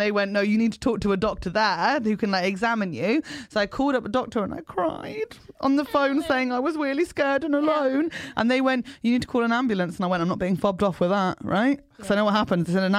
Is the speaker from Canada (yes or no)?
no; England, United Kingdom; don't judge me because I'm English. I didn't vote for Brexit. I'm one of the good ones.